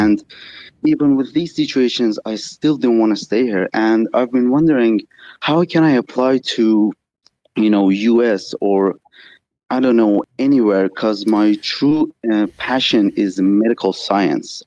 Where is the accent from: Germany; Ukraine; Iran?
Iran; I'm from Iran. It's actually two thirty here.